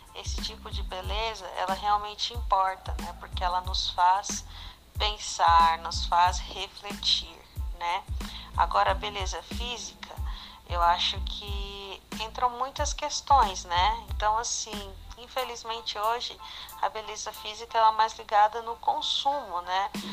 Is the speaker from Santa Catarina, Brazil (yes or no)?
no; São Paulo, Brazil; sou brasileira de São Paulo